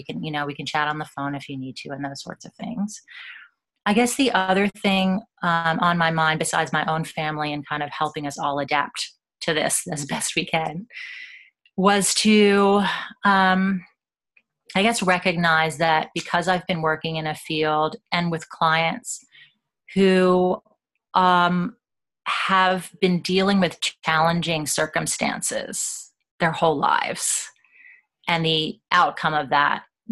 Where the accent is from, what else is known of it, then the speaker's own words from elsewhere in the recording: United States; accent: American; moved away as an adult; you can tell I'm American